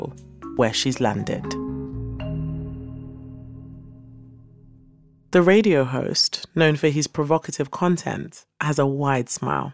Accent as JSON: {"language": "English", "region": "London", "country": "United Kingdom", "tie": "born or raised there", "accent": "British", "said": "born and raised in East London"}